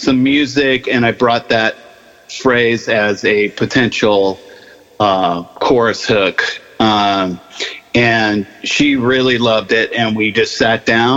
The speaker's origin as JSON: {"language": "English", "town": "San Mateo", "region": "California", "country": "United States", "tie": "born or raised there", "also_born_or_lived": "San Francisco", "moved": "as an adult", "lives_now": "Nashville, United States", "said": "I grew up in the peninsula, or on the peninsula"}